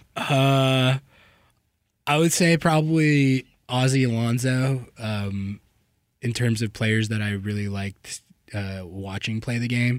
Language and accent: English; Santa Fe, New Mexico, United States; now in Seattle, United States; I'm from Santa Fe, New Mexico